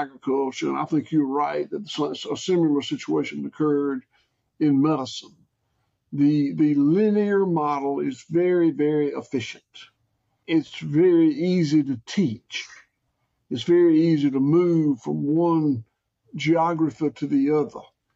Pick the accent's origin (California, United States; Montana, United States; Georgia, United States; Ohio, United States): Georgia, United States; Bluffton; I was born in 1954 in Bluffton, Georgia, population 102 or something at that time